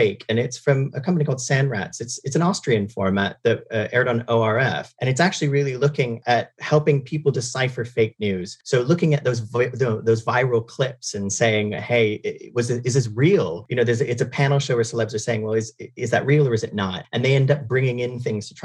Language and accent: English; Canada; moved away; I'm not from the UK. I'm originally from Canada